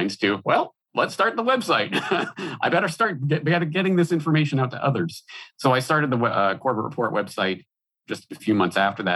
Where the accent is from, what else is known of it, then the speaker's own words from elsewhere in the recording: Alberta, Canada; moved away as an adult; also born or lived in Ireland; now in Japan; I'm Canadian by birth, born and raised in Alberta, Canada.